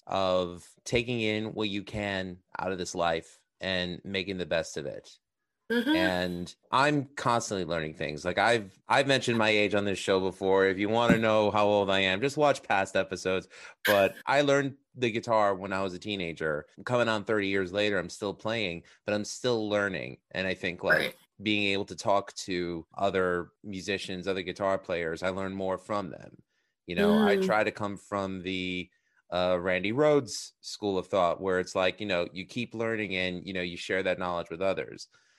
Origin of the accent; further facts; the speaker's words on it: Queens, New York, United States; I grew up in Astoria, Queens, in New York City, and I was fortunate enough that I was able to grow up with a huge melting pot of different people, different religions, different, you know, colors